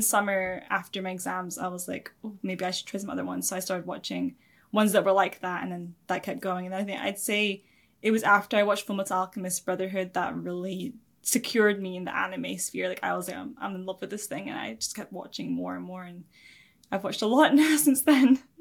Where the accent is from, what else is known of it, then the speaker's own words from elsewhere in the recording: Scotland, United Kingdom; also born or lived in England; from the age of seven, before that I was in England, and then I moved to Scotland when I was seven. I've been here ever since.